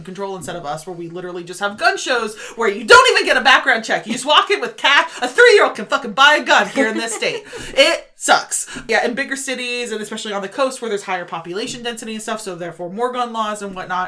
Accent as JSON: {"language": "English", "region": "Oklahoma", "country": "United States", "said": "I'm from Oklahoma"}